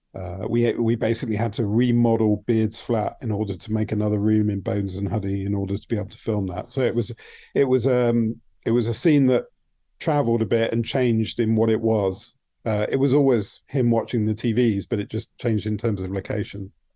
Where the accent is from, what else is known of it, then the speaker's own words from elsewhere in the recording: United Kingdom; I might not know so well as a Brit